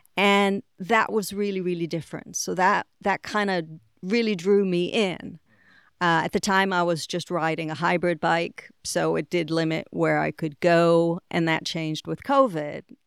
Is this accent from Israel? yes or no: yes; Israel; moved away as an adult; also born or lived in Boston, Massachusetts, United States / England / Puerto Rico; now in Florida, United States; I grew up in Boston until the age of six. When I was six, my family moved to Israel, and I was there until the age of twenty-two. So, really, you know, most of my growing up was done in Israel.